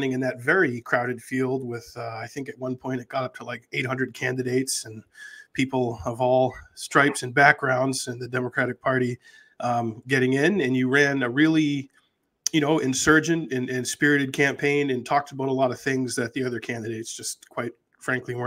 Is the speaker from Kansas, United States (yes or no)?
no; New Hampshire, United States; also born or lived in Massachusetts; I've lived here in New Hampshire since I was in fourth grade. We moved up here from Massachusetts.